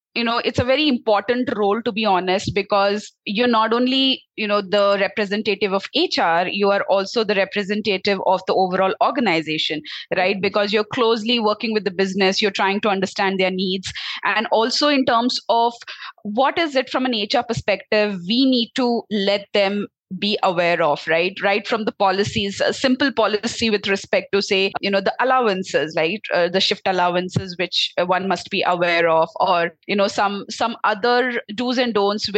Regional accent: Belgaum, Karnataka, India; also born or lived in Noida; I am basically from Karnataka itself. So my hometown is in Belgaum. That's the north side of Karnataka.

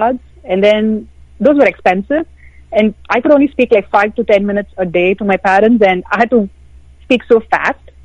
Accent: India; growing up in India

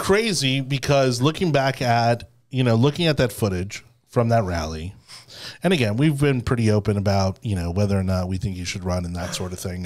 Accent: Miami, Florida, United States; I keep wanting to say A one A 'cause I'm from Miami.

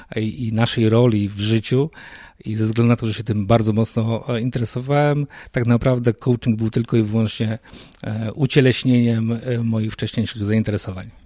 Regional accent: Poznań, Greater Poland, Poland; moved away; Wywodzę się z tego samego miasta, gdzie ty teraz obecnie mieszkasz, z Poznania

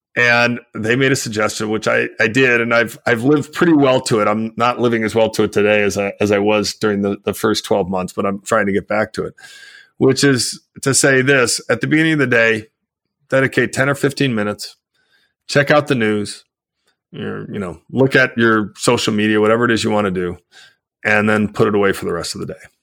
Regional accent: United States; I live in the United States, I'm an American

